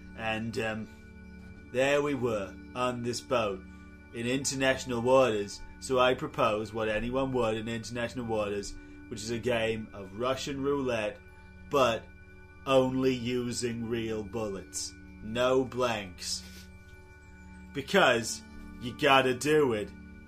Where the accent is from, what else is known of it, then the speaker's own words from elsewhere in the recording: Enfield, London, United Kingdom; I'm from Enfield and your name's Enfield, but you're not.